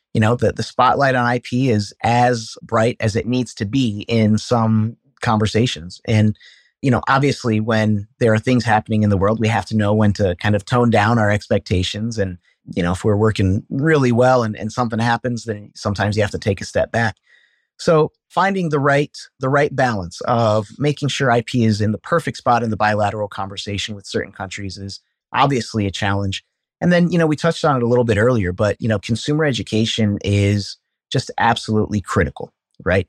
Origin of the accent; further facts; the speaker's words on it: Cedar Falls, Iowa, United States; I was born and raised in Cedar Falls, Iowa